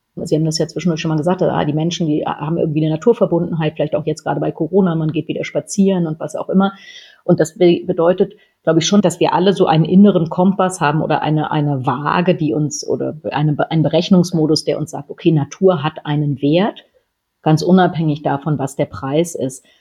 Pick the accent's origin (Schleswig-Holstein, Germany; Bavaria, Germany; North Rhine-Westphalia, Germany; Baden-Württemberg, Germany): Schleswig-Holstein, Germany; meine Familie, wir kommen aus Schleswig-Holstein